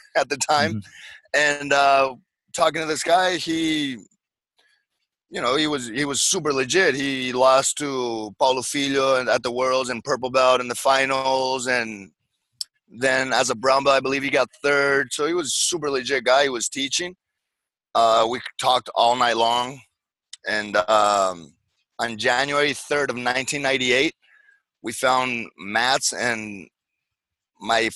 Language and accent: English; Paraguay; moved away; also born or lived in Santa Barbara, California, United States / Orlando, Florida, United States; I was born in Santa Barbara, and then when I was five, my parents went back to Paraguay, so I was raised there.